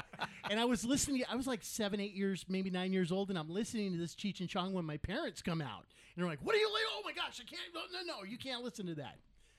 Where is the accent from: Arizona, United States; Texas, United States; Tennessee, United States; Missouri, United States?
Arizona, United States; Payson; I grew up in the Payson Pine area.